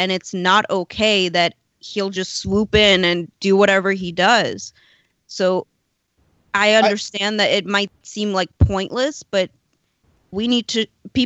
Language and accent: English; Ukraine; now in United States; I'm from Ukraine, so I literally come from a communist country.